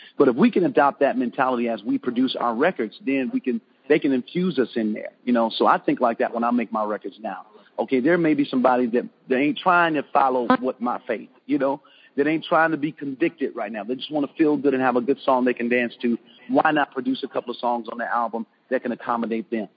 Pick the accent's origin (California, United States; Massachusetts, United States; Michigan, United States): Michigan, United States; Detroit; moved away; I'm from Detroit